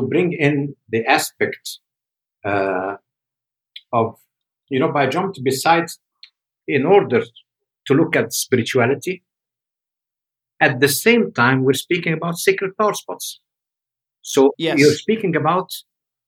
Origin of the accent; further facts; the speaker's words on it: Egypt; moved away; also born or lived in Switzerland; tell me go back home to Egypt